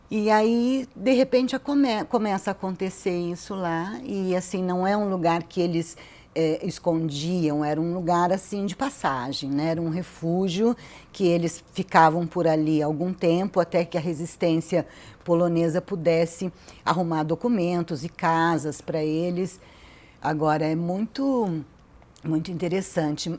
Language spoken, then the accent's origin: Portuguese; Brazil; a gente é brasileiro